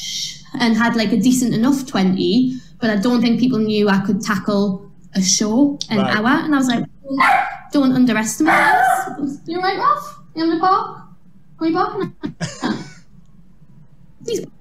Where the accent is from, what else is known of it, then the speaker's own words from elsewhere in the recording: Newcastle upon Tyne, North East England, United Kingdom; I was a girl from Newcastle